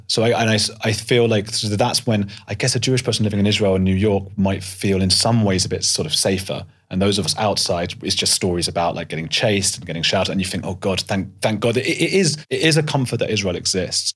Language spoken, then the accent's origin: English; London, United Kingdom; also born or lived in Leeds; I grew up in North London